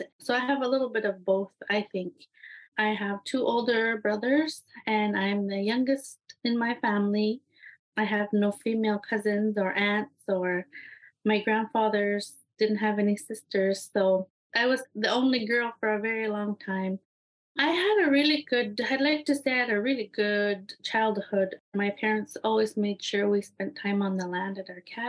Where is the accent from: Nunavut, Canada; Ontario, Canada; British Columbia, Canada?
Nunavut, Canada; Iqaluit; I'm from Iqaluit, Nunavut